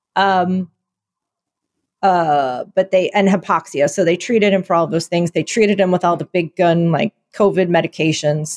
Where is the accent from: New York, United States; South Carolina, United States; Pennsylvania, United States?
Pennsylvania, United States; Philadelphia; I am from Philadelphia